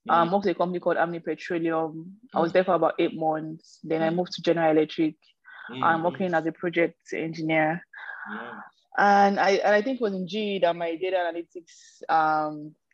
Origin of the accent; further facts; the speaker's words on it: Edo, Nigeria; moved away as an adult; also born or lived in Port Harcourt; now in North America; I'm Nigerian from Edo State